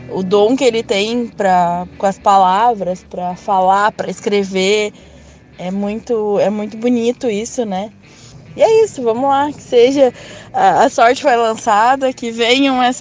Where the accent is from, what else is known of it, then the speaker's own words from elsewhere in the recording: Novo Hamburgo, Rio Grande do Sul, Brazil; sou aqui de Novo Hamburgo.